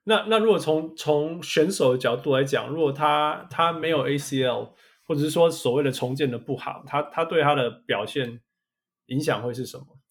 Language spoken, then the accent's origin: Chinese; Canada; moved away; 我是加拿大来的